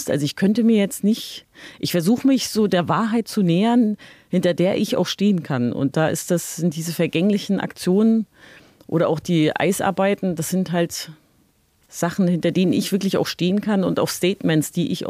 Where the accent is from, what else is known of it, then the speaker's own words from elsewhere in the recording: East Germany, Germany; ich bin in der DDR geboren und aufgewachsen und habe ja so ein ganzes politisches System oder das ganze Gesellschaftssystem zusammenbrechen sehen.